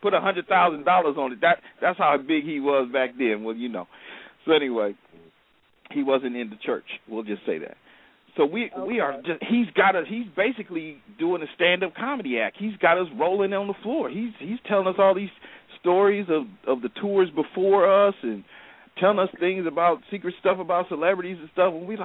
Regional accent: California, United States; We're from California

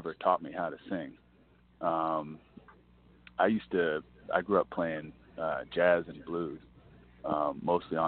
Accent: Washington, District of Columbia, United States; also born or lived in the western US; now in Philadelphia, United States; I grew up in D.C.

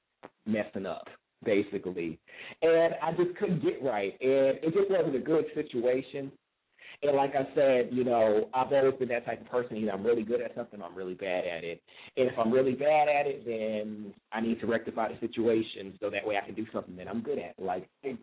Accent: New York, United States; even though I am a New Yorker, but my roots are in the South, Virginia in particular, and well, Virginia, North Carolina.

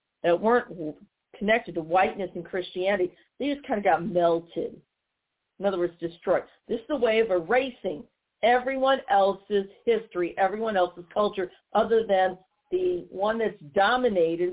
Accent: St. Louis, Missouri, United States; Here in my hometown of St. Louis

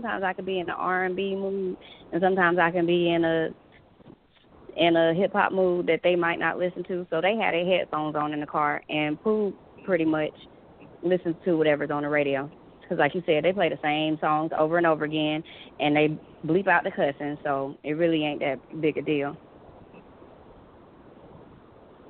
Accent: California, United States; I'm from California

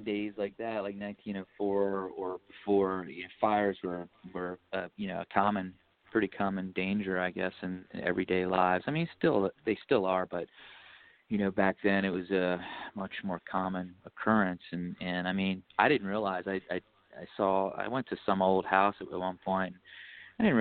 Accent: Baltimore, Maryland, United States; we're from Baltimore, Maryland

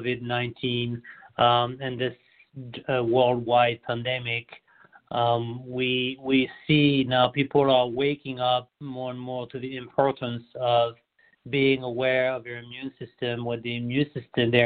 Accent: France; moved away as an adult; now in United States; I'm born and raised in France

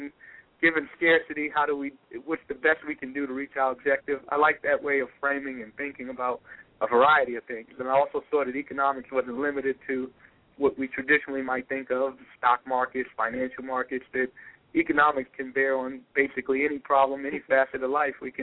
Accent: New York City, New York, United States; I was born and raised in Brooklyn

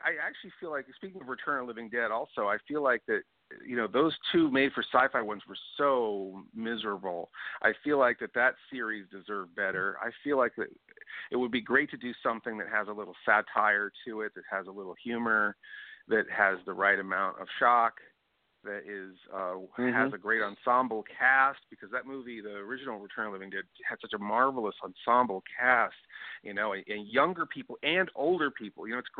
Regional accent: Sacramento, California, United States; Wow, I'm from Sacramento.

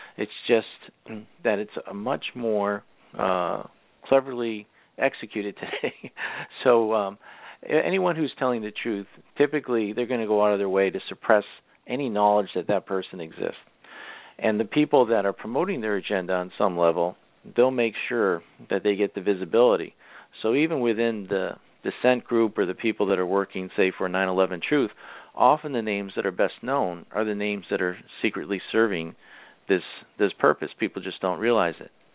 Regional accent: Massachusetts, United States; I am originally from Massachusetts

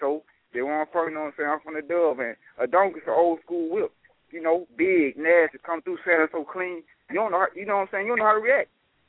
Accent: Washington, Georgia, United States; I'm from Washington, Georgia. It's in Georgia

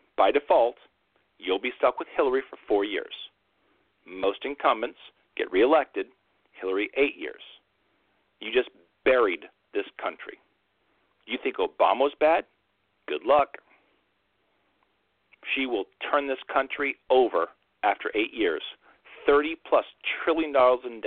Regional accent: New York, United States; as a New Yorker

